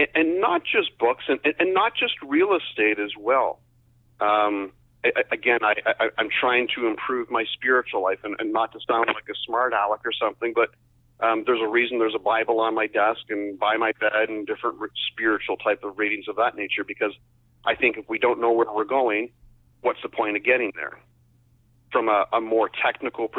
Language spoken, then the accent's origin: English; Windsor, Ontario, Canada; I grew up in Essex County, the Windsor area.